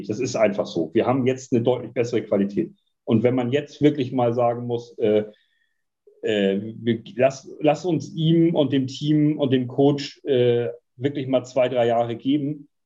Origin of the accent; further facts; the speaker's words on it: Dortmund, North Rhine-Westphalia, Germany; ich habe schon mal gesagt, ich bin auch Dortmunder